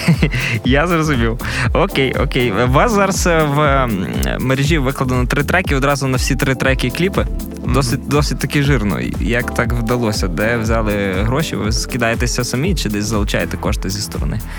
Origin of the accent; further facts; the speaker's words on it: Kalush, Ivano-Frankivsk Oblast, Ukraine; я родом з Калоша